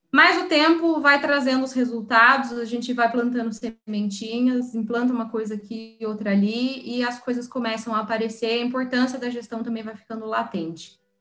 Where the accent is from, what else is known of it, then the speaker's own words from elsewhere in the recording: São José dos Campos, São Paulo, Brazil; eu sou de São José dos Campos, no interior. Então, eu voltei para casa